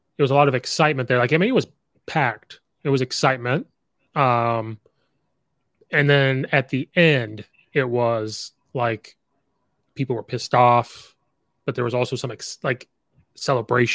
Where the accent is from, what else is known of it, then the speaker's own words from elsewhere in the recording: Central Illinois, United States; I grew up in Central Illinois